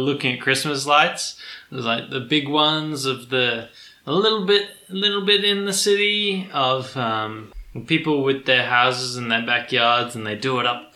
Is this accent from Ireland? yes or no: no; Australia; we're Australian